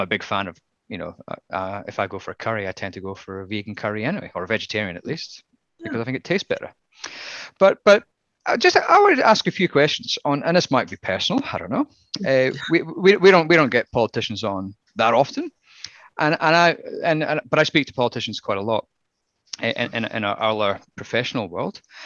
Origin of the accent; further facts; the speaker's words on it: Scotland, United Kingdom; as a Scotsman